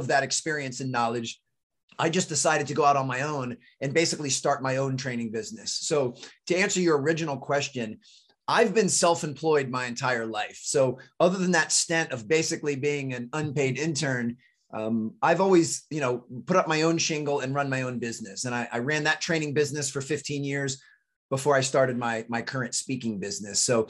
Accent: D.C., suburb of Maryland outside Washington, United States; also born or lived in North Carolina; I grew up right outside of Washington, D.C. in a suburb of Maryland.

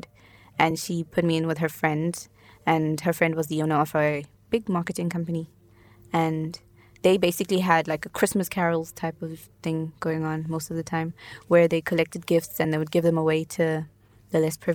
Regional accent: Johannesburg, Gauteng, South Africa; also born or lived in Zimbabwe; now in Ireland; I grew up in Johannesburg

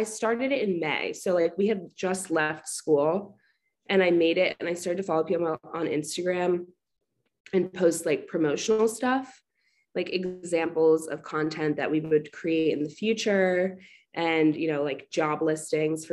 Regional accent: Short Hills, New Jersey, United States; moved away as an adult; also born or lived in Fairfield, Connecticut; now in Washington, D.C., United States; I'm from Short Hills, New Jersey. It's like 30 minutes outside of New York

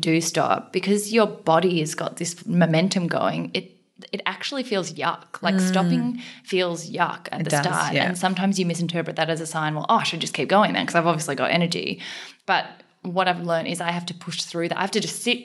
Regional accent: Australia; also born or lived in South Korea; I was born in South Korea, adopted from an orphanage when I was 6 months old. So grew up, you know, my adopted parents, or they're my parents, white, Caucasian, country bumpkin, dairy farm type Australians.

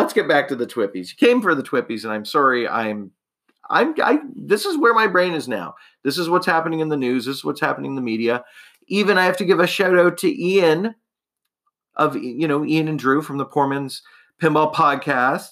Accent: Canada; I'm a Canadian

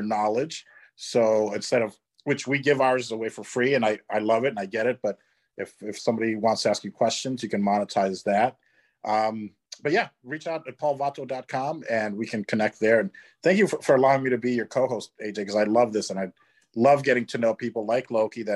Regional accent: Chicago, Illinois, United States; Fellow Chicagoan.

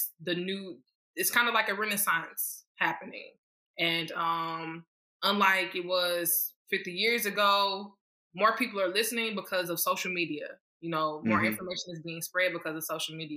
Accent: St. Louis, Missouri, United States; I'm from St. Louis, Missouri. I was born in East St. Louis. For everybody who knows, you know, it's not the best place to be born and raised, but I was born there, and then I was raised in St. Louis, Missouri

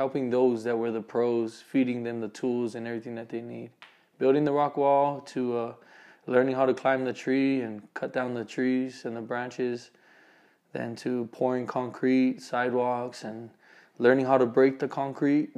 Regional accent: Waipahu, Hawaii, United States; moved away as an adult; now in Utah, United States; I'm from Hawaii, Honolulu, Oahu, actually from Waipahu

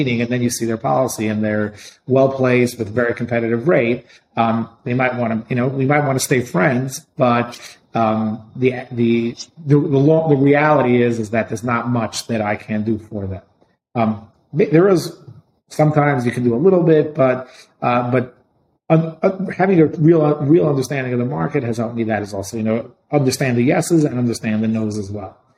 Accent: New York City, New York, United States; I grew up in Brooklyn.

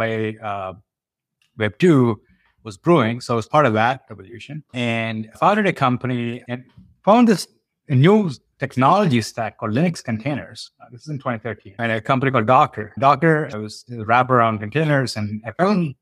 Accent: India; now in United States; I grew up on a farm in India

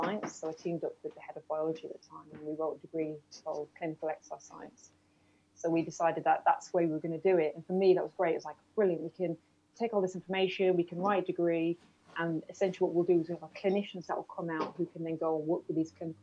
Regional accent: Ireland; being Irish

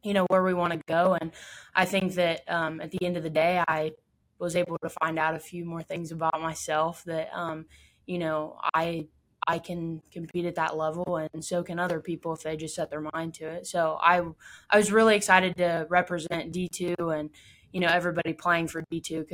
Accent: Findlay, Ohio, United States; my hometown, Findlay

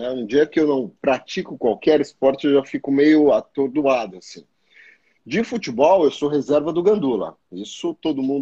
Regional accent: São Paulo, Brazil; also born or lived in Rio de Janeiro; Sou da Zona Leste, é, eu nasci e vivi a minha vida inteira, né, até

